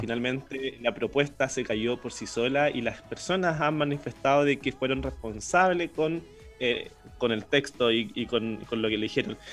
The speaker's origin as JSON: {"language": "Spanish", "country": "Chile", "said": "como chilenos"}